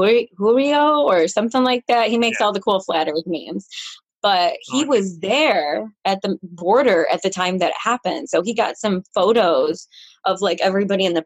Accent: Rochester, New York, United States; born and raised in Rochester, New York

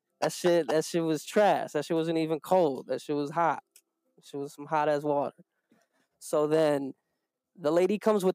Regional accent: New York City, New York, United States; we're from New York. You know, we come from the Bronx.

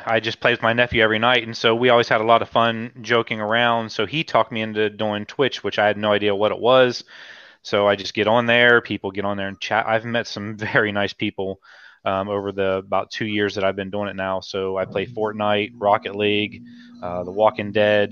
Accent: Ohio, United States; I'm from Ohio

